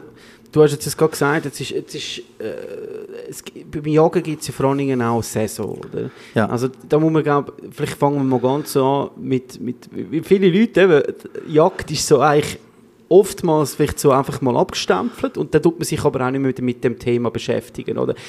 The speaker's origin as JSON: {"language": "German", "country": "Switzerland", "said": "bei uns in der Schweiz"}